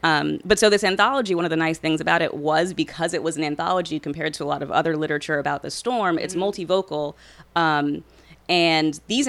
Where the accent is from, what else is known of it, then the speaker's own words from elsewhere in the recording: New Orleans, Louisiana, United States; I grew up in Gentilly, actually, not far down the road.